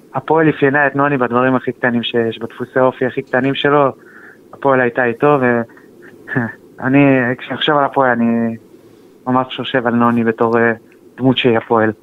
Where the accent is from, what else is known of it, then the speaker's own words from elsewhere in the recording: Kadima, Central District, Israel; אנחנו מקדימה, בשרון